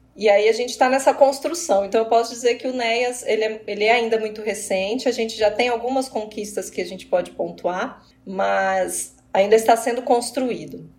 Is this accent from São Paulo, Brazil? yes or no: no; Apucarana, Paraná, Brazil; moved away as an adult; also born or lived in Acre; now in Londrina, Brazil; Comecei trabalhando na minha cidade Natal, que é Apucarana, uma cidade próxima.